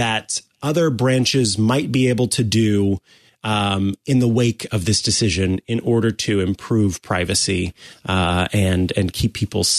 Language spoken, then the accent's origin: English; Missouri, United States; it's my home state